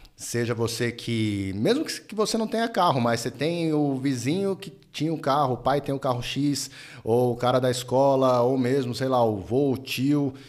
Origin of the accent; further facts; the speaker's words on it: Paulista, São Paulo, Brazil; a gente é paulista